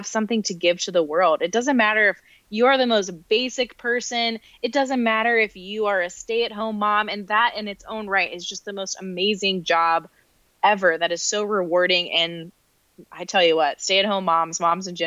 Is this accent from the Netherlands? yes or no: no; North Carolina, United States; moved away; also born or lived in New York City / Rochester, New York; I grew up in the South in North Carolina